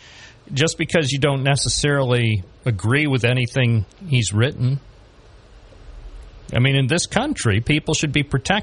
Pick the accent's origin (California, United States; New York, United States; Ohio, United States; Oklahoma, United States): New York, United States; Binghamton; I was born here in Binghamton